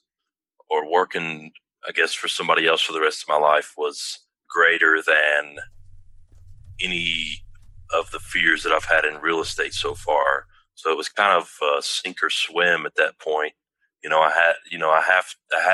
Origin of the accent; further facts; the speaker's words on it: Tullahoma, Tennessee, United States; It's very close to where I grew up, in my hometown, Tullahoma, Tennessee